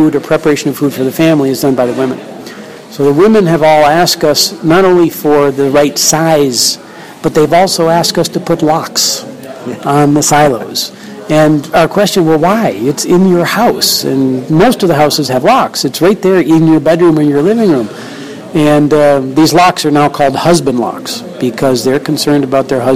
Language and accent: English; Wisconsin, United States; now in Uganda; I'm originally from Wisconsin. My family still lives there